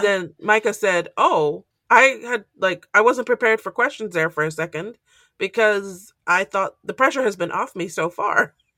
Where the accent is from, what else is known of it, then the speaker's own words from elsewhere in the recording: Nigeria; I'm Nigerian